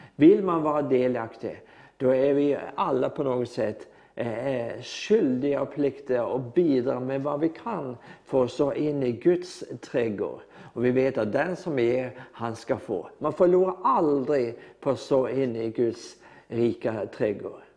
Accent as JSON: {"language": "Swedish", "country": "Norway", "second_language": "Swedish", "said": "jag är norsk"}